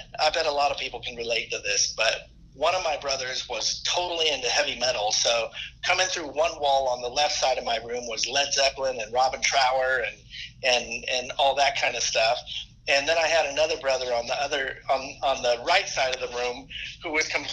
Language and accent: English; Hayward, Oakland, San Francisco area, Northern California, United States; moved away; also born or lived in Los Angeles; I grew up in Northern California, like Hayward, Oakland, San Francisco area